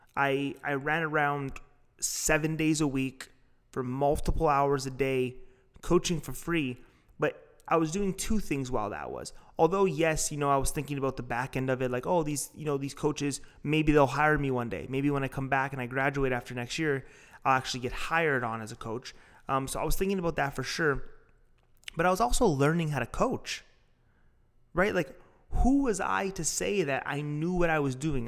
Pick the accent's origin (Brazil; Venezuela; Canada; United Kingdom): Canada; Toronto, Ontario; I'm from Toronto